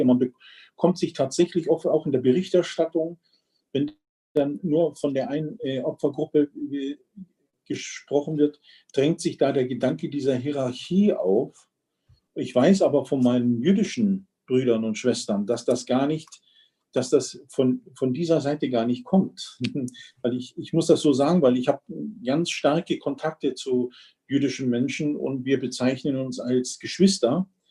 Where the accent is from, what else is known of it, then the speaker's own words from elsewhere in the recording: Germany; bei uns in Deutschland